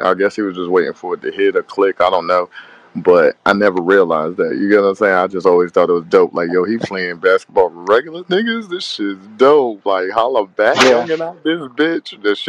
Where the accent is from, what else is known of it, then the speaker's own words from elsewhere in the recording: New York, United States; moved away; I'm from New York originally